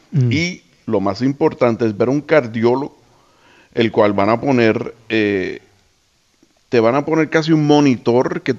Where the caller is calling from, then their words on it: Michigan, United States; de Michigan.